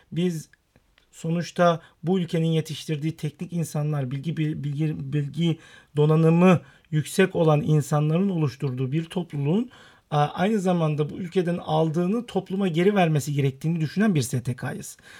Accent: Istanbul, Turkey; also born or lived in Rize (ancestry) / United States; İstanbul doğumlu olmakla beraber aslen Rizeliyim.

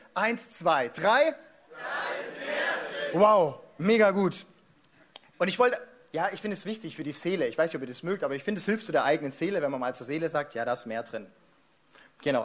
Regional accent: Stuttgart, Baden-Württemberg, Germany; also born or lived in Mannheim; ich bin Schwabe. Ja, ich bin in Stuttgart geboren

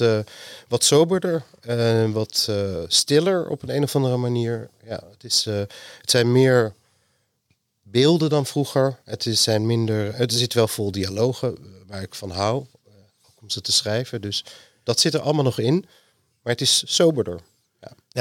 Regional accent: Amsterdam, North Holland, Netherlands; Ik ben geboren in Amsterdam

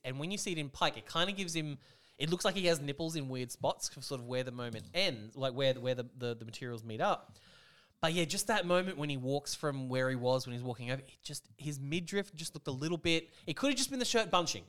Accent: Australia; I'm from Austra-, for Austra-, Australia

